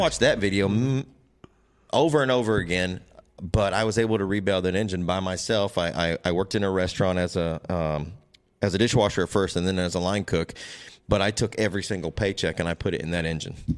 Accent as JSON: {"language": "English", "town": "Waterloo", "region": "Iowa", "country": "United States", "tie": "born or raised there", "moved": "as an adult", "lives_now": "North Carolina, United States", "said": "I was born and raised in northeast Iowa"}